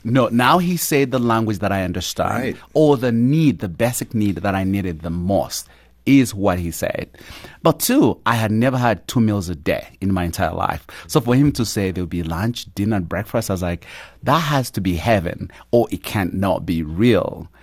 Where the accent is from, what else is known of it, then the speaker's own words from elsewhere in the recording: Uganda; moved away; I grew up in a small little village at the border of Uganda and Rwanda and grew up poor of the poorest